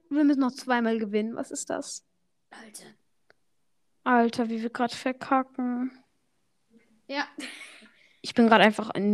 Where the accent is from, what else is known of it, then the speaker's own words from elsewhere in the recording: Switzerland; ich kenne einfach keine deutschen Parteien. Ich bin Schweizer.